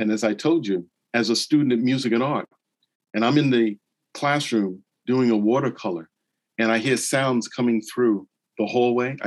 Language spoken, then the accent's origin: English; New York City, New York, United States; Growing up in New York City